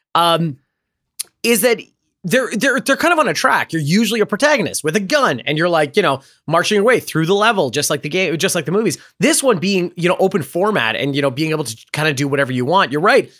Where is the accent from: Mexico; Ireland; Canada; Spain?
Canada; I am Canadian